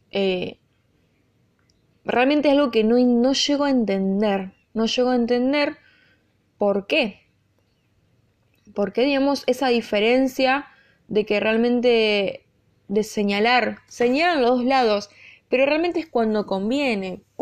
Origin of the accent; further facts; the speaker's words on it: Argentina; also born or lived in United States; yo obviamente nací, soy argentina, soy hija de argentinos, me crié en Argentina, viví en la época del 2000, 2001 en Estados Unidos